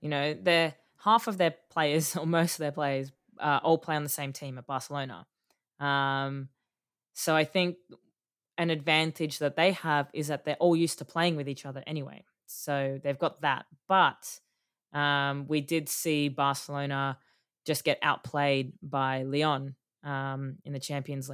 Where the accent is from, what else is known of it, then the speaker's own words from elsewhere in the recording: Australia; we're Australian